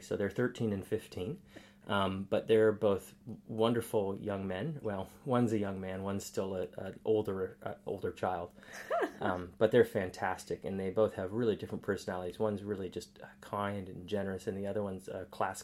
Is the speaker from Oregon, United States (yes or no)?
yes; Portland, Oregon, United States; moved away as an adult; now in Townsville, Australia; growing up in Portland was a wonderful experience too